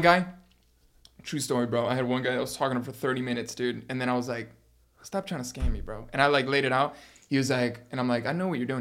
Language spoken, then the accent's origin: English; Miami, Florida, United States; I was born in Miami